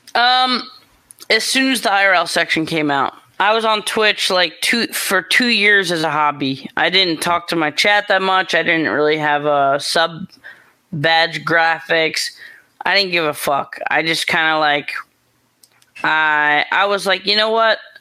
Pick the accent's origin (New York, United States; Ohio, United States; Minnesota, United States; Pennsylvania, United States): New York, United States; moved away as an adult; also born or lived in Los Angeles, California; I'm from New York. I got family in New York